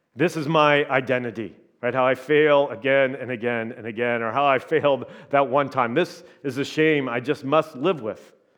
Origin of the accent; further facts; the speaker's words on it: Indiana, United States; now in Minnesota, United States; I'm from Indiana